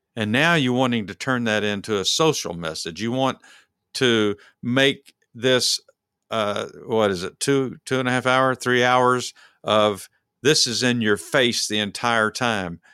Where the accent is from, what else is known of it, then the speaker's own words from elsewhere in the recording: Dallas, Texas, United States; we're from Dallas.